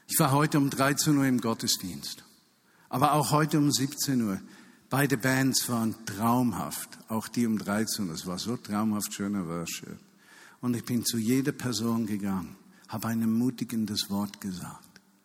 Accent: Switzerland; als Schweizer

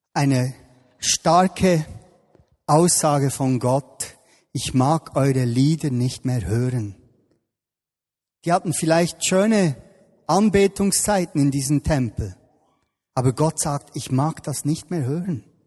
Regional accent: Bern, Switzerland; ich bin da im Breiterein aufgewachsen, hier in Bern

